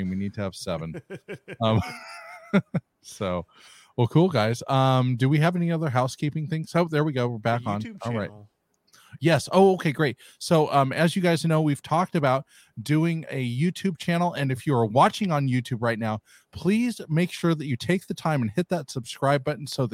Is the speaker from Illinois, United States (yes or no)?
no; California, United States; I'm from California